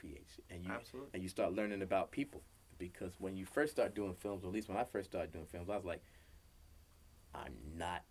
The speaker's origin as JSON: {"language": "English", "region": "New York", "country": "United States", "moved": "as an adult", "lives_now": "Los Angeles, United States", "said": "We're both from New York."}